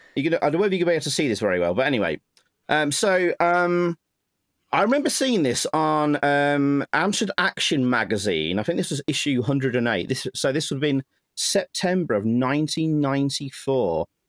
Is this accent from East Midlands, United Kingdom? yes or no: yes; Nottingham, East Midlands, United Kingdom; Nottingham, my hometown